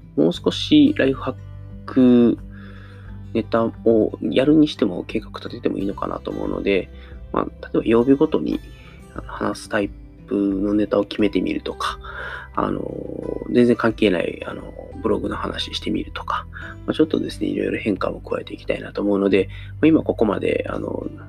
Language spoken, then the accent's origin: Japanese; Kansai, Japan; accent: Kansai-ben; 関西の人間